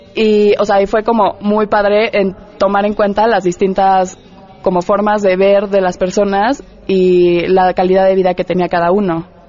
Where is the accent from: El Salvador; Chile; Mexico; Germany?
Mexico; como diseñadores tenemos que tomar muchísimo en cuenta el hecho de innovar como mexicanos